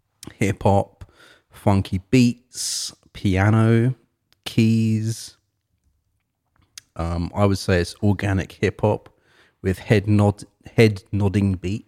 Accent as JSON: {"language": "English", "region": "England", "country": "United Kingdom", "said": "And I'm from England, but like, you know, I'm not from London."}